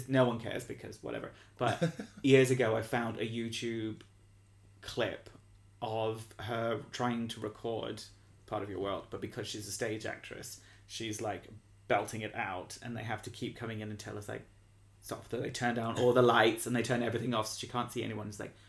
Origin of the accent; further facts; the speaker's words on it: Bahrain; I didn't have a cinema. I grew up in Bahrain. It was a little desert island, so there was no cinema.